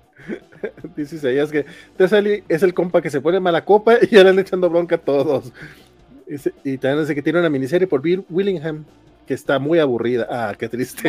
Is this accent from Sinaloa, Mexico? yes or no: no; Durango, Mexico; now in Mexico City, Mexico; yo soy de Durango